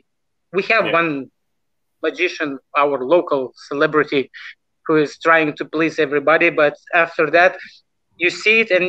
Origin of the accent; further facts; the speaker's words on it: Lithuania; English is a second language; So I just born in Lithuania.